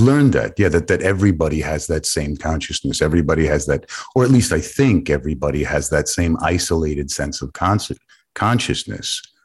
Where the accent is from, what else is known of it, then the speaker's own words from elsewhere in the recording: New York City, New York, United States; growing up on the Lower East Side with my mother